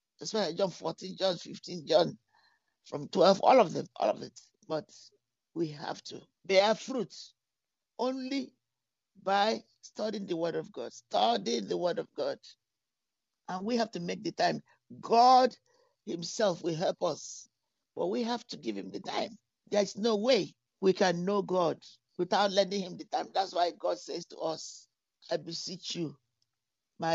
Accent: London, United Kingdom; moved away; also born or lived in Texas; I grew up in London

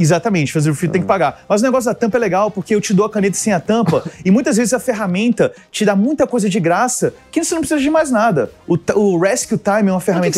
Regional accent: Brasília, Federal District, Brazil; also born or lived in United States; Sou de Brasília. Eu nasci fora, eu sou americano e vim para Brasília com 4, 5 anos de idade, pequenininho.

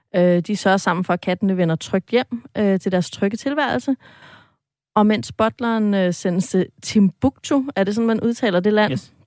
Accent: Sorø, Zealand, Denmark; jeg selv er fra øh, Sorø, øh, som jo ligger lige mellem øh, altså Ringsted og Slagelse og Næstved. Altså de her, den her gode vestjyllandske muld, jeg er vokset op i.

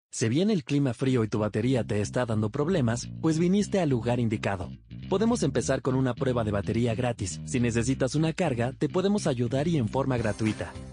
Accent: France; accent: French; now in Colombia; aunque yo tenga un acento un poco francés

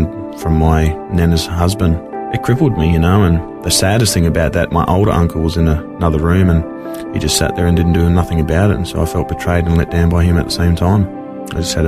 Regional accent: Wilcannia, New South Wales, Australia; moved away; also born or lived in Sydney / Brisbane; I was born in Wilkenia. It's not in South Africa. It's actually in rural outback of New South Wales.

